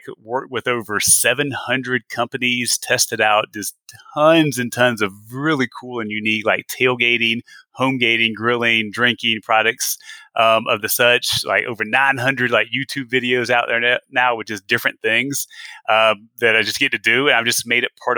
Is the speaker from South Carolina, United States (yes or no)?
yes; South Carolina, United States; moved away as an adult; also born or lived in Atlanta, Georgia / Texas; I'm born and raised in South Carolina